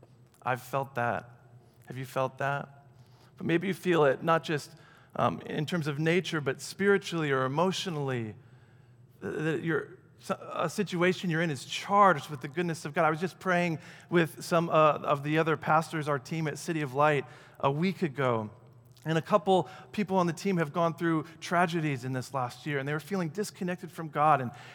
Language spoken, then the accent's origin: English; Michigan, United States; And we're going from Michigan, where I grew up, back to Aurora to plant the church that fall.